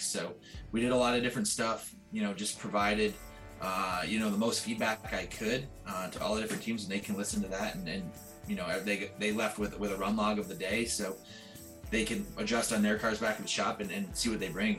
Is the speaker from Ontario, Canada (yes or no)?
yes; Southern Ontario, Canada; I'm from Southern Ontario